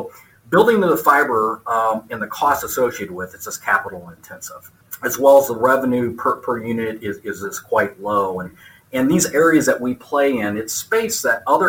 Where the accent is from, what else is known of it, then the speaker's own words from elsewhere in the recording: Northeast Kansas, United States; I grew up in Northeast Kansas in a farmhouse.